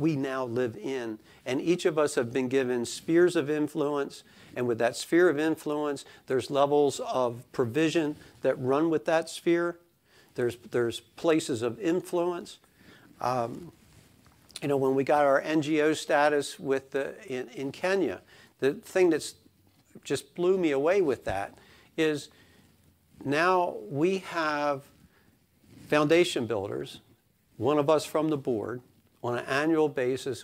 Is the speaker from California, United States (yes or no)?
no; Sussex County, Delaware, United States; accent: Sussex County; I live in Argo's Corner. My accent is Sussex County.